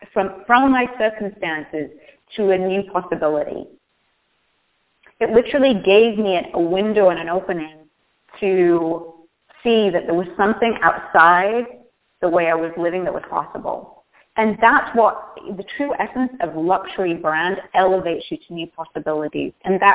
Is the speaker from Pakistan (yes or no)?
no; England, United Kingdom; When I grew up in Northern England in an industrial town in the middle of nowhere, and it was coal mining. Think of Detroit in England.